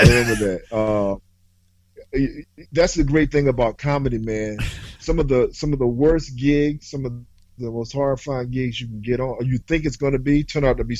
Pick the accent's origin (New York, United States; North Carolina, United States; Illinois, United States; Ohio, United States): North Carolina, United States; moved away as an adult; now in Boston, United States; I'm from North Carolina originally